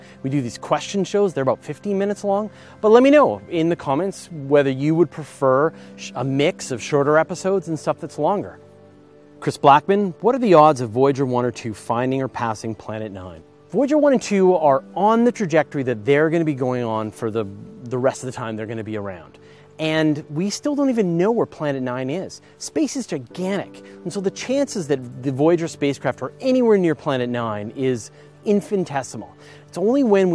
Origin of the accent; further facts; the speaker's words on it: Canada; I'm Canadian. And I was raised in the metric system